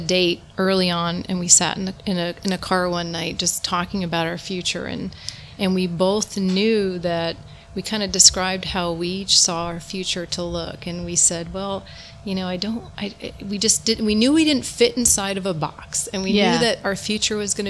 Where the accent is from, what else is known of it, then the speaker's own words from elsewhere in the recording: New Jersey, United States; I grew up in New Jersey